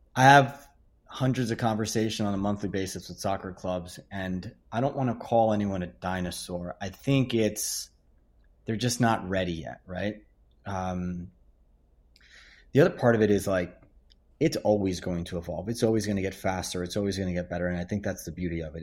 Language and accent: English; Hicksville, New York, United States; I became a director of coaching to my hometown of Hicksville